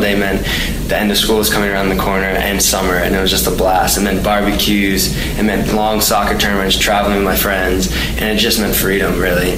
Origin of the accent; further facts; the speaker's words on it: New York, United States; growing up in New York